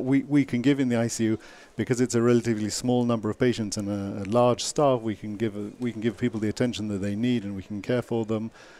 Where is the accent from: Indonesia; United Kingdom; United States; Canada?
United Kingdom; England; From England.